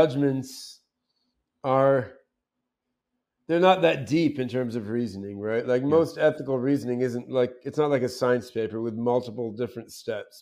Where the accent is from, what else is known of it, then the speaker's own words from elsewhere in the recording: suburban New Jersey, United States; also born or lived in Brazil / Eugene, Oregon; I was growing up in suburban New Jersey